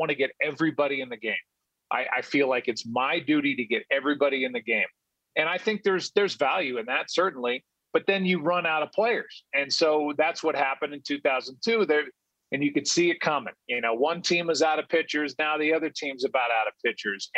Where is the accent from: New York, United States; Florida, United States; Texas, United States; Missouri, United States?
Missouri, United States; St. Louis; I grew up in St. Louis, a Cardinal fan